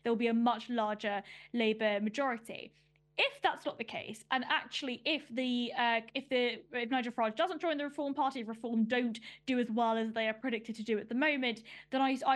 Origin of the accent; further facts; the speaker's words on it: London, United Kingdom; I grew up in Northwest London in Ruislip